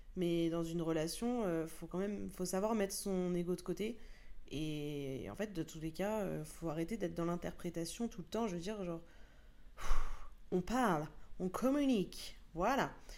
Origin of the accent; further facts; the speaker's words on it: France; nous sommes français